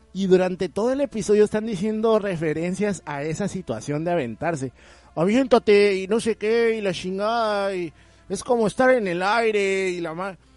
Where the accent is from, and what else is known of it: Mexico